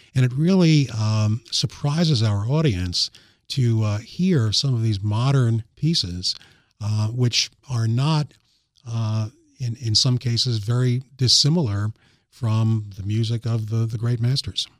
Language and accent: English; New York, United States; now in Sussex County, Delaware, United States; growing up in New York, I used to listen to the, uh, New York Philharmonic concerts